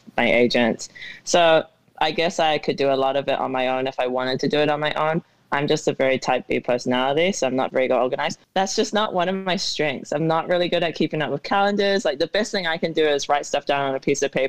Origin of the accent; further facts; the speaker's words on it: New Zealand; now in Arizona, United States; growing up in New Zealand